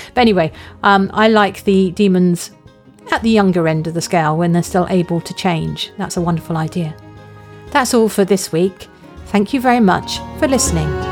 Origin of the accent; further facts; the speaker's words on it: near Epping Forest, on the edge of London, East of England, United Kingdom; I grew up near Epping Forest. It's a large, publicly owned forest on the edge of London.